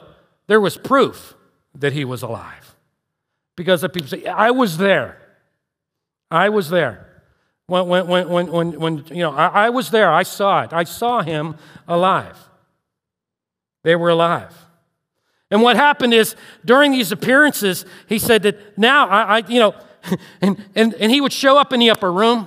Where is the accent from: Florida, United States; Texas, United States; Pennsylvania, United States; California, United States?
Pennsylvania, United States; Turtle Creek; I was raised in Turtle Creek